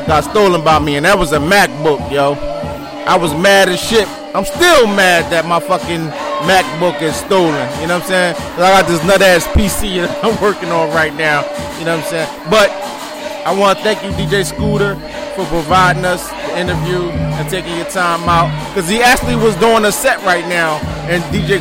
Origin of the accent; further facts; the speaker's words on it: Philadelphia, Pennsylvania, United States; I'm born and raised in West Philly, 42nd and Westminster